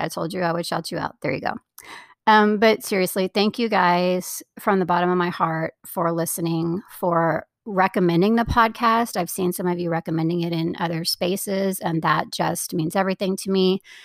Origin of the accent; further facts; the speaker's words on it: Florida, United States; moved away; I grew up in Florida